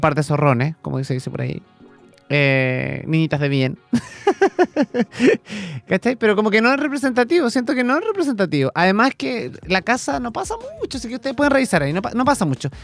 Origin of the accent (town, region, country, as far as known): Chile